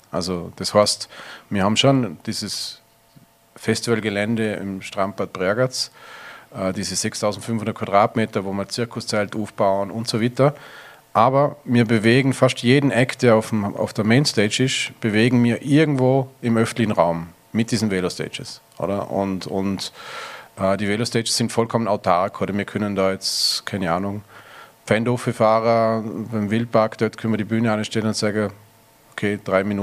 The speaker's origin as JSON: {"language": "German", "town": "Lochau", "region": "Vorarlberg", "country": "Austria", "tie": "born or raised there", "said": "Erstens mal aufgewachsen am Bodensee, Lochau."}